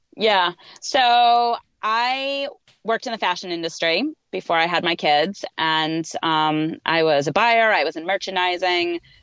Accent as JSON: {"language": "English", "town": "Boston", "region": "Massachusetts", "country": "United States", "tie": "born or raised there", "said": "I'm also from the Boston area, so it's it's just a it's a really cool a really cool thing to know that when I used to go and watch the Boston Marathon growing up"}